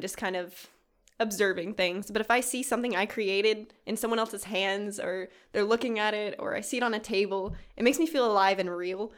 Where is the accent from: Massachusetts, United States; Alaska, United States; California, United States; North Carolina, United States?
Alaska, United States; Kodiak; moved away; my hometown, Kodiak, Alaska